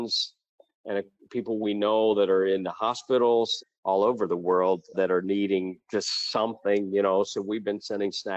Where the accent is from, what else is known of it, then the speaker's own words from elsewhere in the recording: Ohio, United States; now in Puerto Rico; I'm from Ohio originally, but I spend most of my time now in Puerto Rico